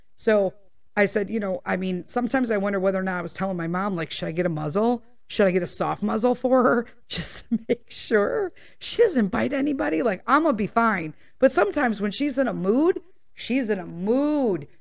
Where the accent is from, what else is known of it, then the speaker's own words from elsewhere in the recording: Chicago, Illinois, United States; born and raised there